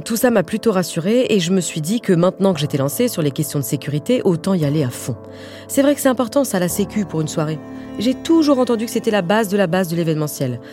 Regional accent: France; comme je suis pas du tout américaine, en tant que française

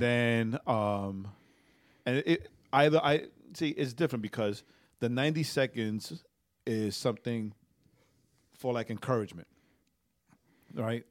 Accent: New York, United States; I was being that annoying New Yorker

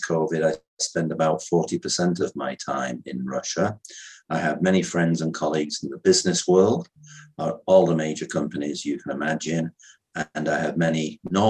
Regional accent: United Kingdom; moved away as an adult; now in Vienna, Austria; I'm a British national, but I've been living in Austria for 38 years

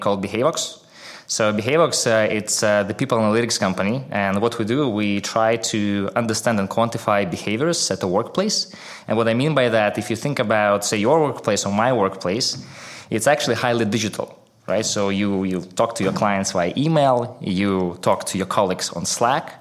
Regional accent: Minsk, Belarus; I grew up in a town called Minsk. I don't know whether you know where it is, but just to make sure we're on the same page, it's in Belarus.

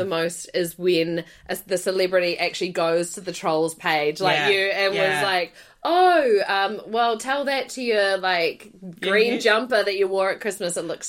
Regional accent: Timaru, Canterbury, New Zealand; moved away; also born or lived in Sydney, Australia; When I moved back from Sydney, I lived home in Timaru for a year.

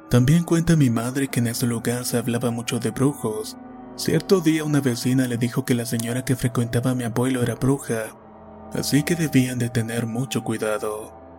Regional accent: Chile; Soy de Chile y vivo en la ciudad más austral del mundo, mejor conocida como Punta Arenas.

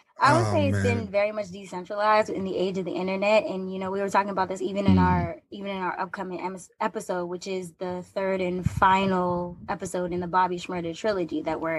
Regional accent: Boston, Massachusetts, United States; moved away as an adult; also born or lived in New York / Washington, D.C.; Yeah, well, I'm originally from Boston, but I moved out to New York for college and I stayed for most of the time. I went down to D.C. for a little bit

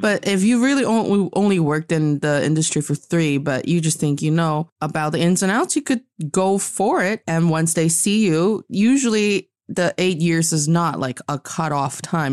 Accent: Northeast China, China; I am from the northeast part of China, and I'm speaking to everybody in Beijing, China today.

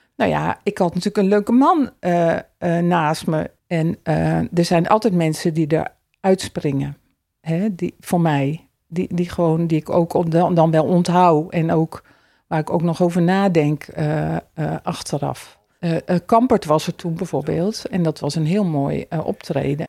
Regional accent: Elst, Gelderland, Netherlands; Elst is mijn geboortedorp

